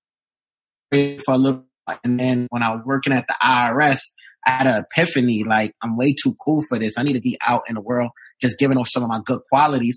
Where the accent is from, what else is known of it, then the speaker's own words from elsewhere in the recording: New York City, New York, United States; I'm from Brooklyn, New York